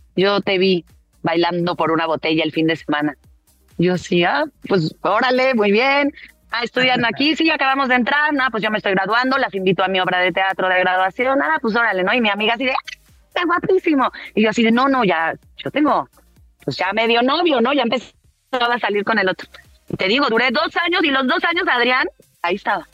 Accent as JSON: {"language": "Spanish", "country": "Mexico", "tie": "born or raised there", "also_born_or_lived": "Martorell, Catalonia, Spain", "said": "yo llegué con cuatro años"}